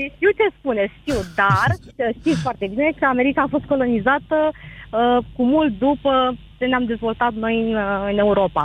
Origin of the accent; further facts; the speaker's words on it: Constanța, Constanța County, Romania; din România, sunt din Constanța